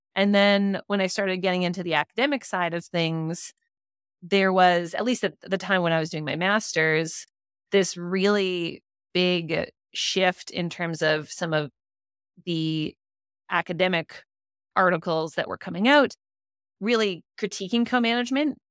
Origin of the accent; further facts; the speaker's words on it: Whitehorse, Yukon, Canada; I grew up in Whitehorse, and my dad was really involved in co-management